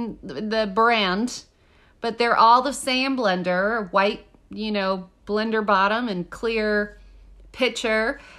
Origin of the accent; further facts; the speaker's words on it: Texas, United States; now in New York, United States; I'm from Texas